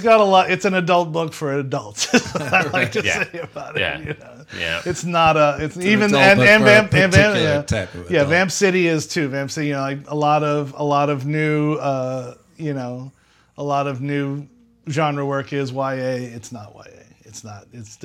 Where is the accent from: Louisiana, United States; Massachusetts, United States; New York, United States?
Louisiana, United States; Metairie; So I'm originally from Old Metairie. In fact, where I'm staying right now on our extended vacation is the house I grew up in.